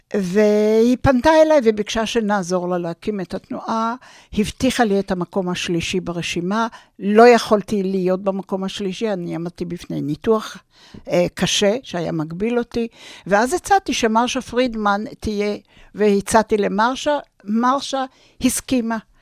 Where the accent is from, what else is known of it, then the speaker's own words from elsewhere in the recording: Jerusalem, Jerusalem District, Israel; also born or lived in Tel Aviv; אני נולדתי בירושלים